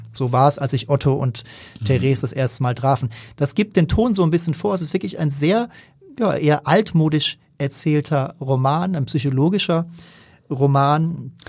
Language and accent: German; Germany; als Deutscher